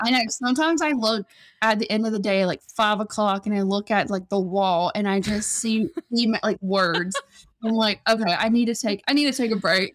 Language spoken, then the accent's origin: English; South Georgia, United States; moved away as an adult; now in Las Vegas, United States; I'm originally from South Georgia